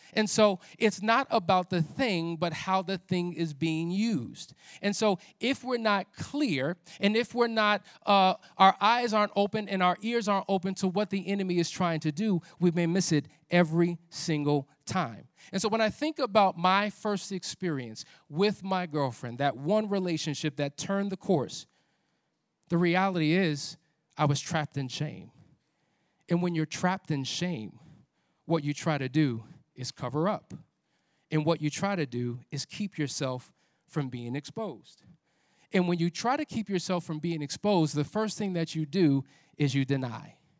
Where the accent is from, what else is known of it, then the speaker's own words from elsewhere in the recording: New Jersey, United States; I'm from Jersey